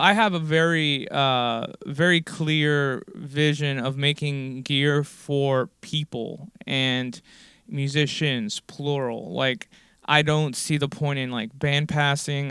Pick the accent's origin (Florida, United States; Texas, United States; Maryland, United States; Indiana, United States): Florida, United States; Miami; born or raised there